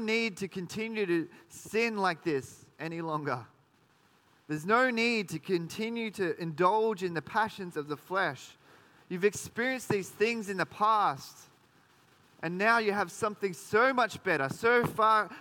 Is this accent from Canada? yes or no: no; Sydney, New South Wales, Australia; now in Geelong, Australia; I grew up in Sydney